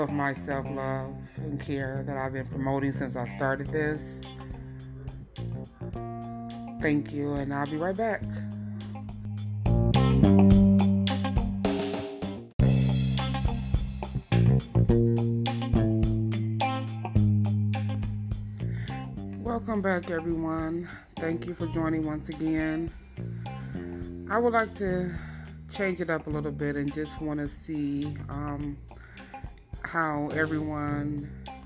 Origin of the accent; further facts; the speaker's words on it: United States; We are black Americans